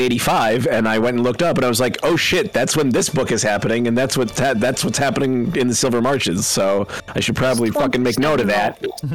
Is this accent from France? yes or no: no; Canada; We're Canadian.